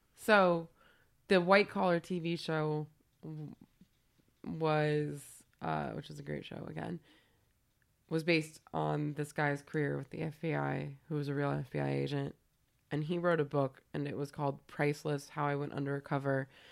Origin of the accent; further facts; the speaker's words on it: California, United States; moved away; I'm from California